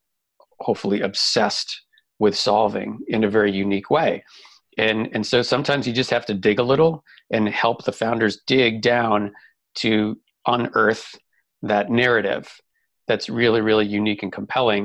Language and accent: English; Boston, Massachusetts, United States; moved away as an adult; also born or lived in Southern California; now in Kansas City, United States; I grew up in Boston. And so I lived in Boston for 22 years.